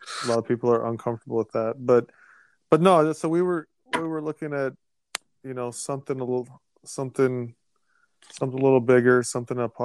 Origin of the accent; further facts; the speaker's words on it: North Dakota, United States; moved away; I'm from North Dakota, Coop, not Woodbury